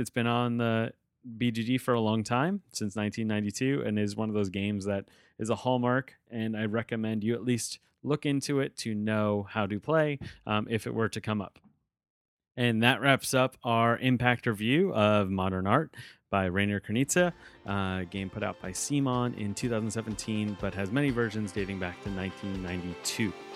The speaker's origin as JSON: {"language": "English", "region": "outside of New York City", "country": "United States", "tie": "born or raised there", "said": "I was growing up outside of New York City"}